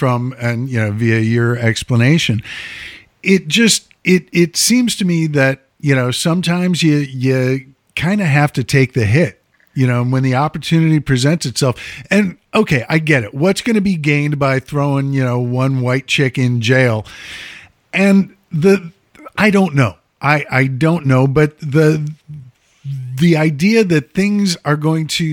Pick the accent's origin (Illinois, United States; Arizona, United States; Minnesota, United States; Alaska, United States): Illinois, United States; Chicago; now in Los Angeles, United States; I am from the Midwest, from Chicago and parts more rural at times